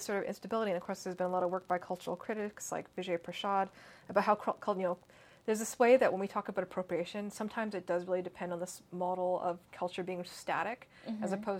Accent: Canada; also born or lived in North America; I was born in Canada. And of course, I don't really speak Cantonese mm-hmm. or Mandarin

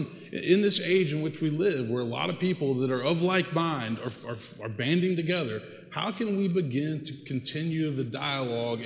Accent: Memphis, Tennessee, United States; also born or lived in Texas / New York; now in Nashville, United States; born and raised in Tennessee

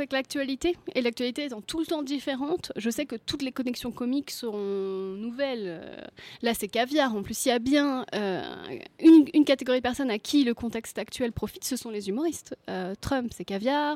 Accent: Brittany, France; je suis bretonne

